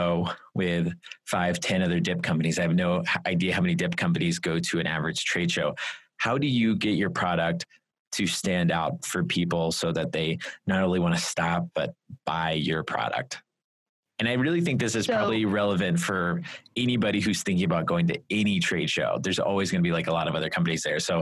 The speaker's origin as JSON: {"language": "English", "region": "Texas", "country": "United States", "said": "I'm from Texas"}